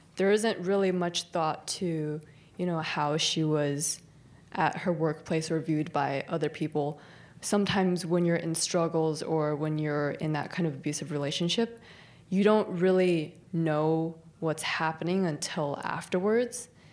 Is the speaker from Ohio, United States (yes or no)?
no; San Jose, California, United States; I'm from San Jose